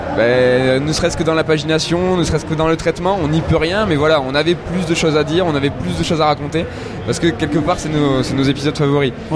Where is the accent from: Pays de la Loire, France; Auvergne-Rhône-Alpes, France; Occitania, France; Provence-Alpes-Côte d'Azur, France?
Occitania, France; Toulouse; nous on est Toulousain de base